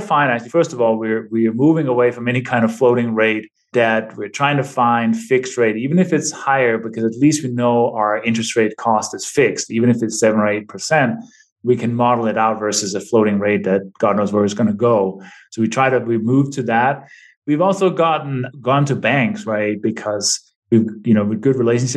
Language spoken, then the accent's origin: English; Denmark; now in New Mexico, United States; I'm originally from Denmark. I've been in this country for 26 years now